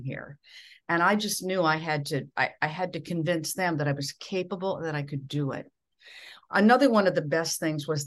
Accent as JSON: {"language": "English", "region": "Minnesota", "country": "United States", "accent": "Midwestern", "moved": "as an adult"}